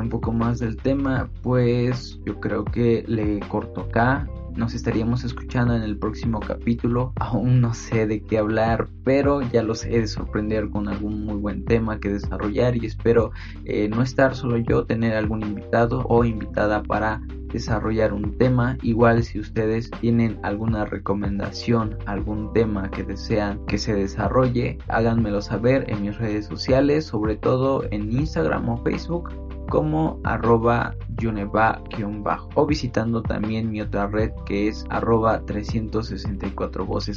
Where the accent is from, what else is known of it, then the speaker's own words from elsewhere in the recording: Santa María Pápalo, Oaxaca, Mexico; moved away; yo soy originario de una comunidad que se llama Santa María Pápalo, que se ubica en el distrito de Cuicatlán, esto en la región cañada del estado de Oaxaca